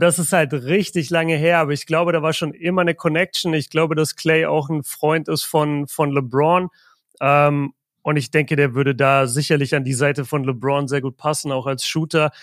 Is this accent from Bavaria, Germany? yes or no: yes; Nuremberg, Bavaria, Germany; bei uns in Nürnberg